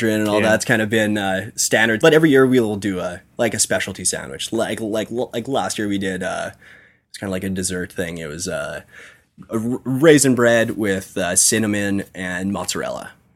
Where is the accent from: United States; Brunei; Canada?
Canada; Kindersley, Saskatchewan; now in Saskatoon, Canada; we're all from Kindersley. Mm-hmm. We all live in Saskatoon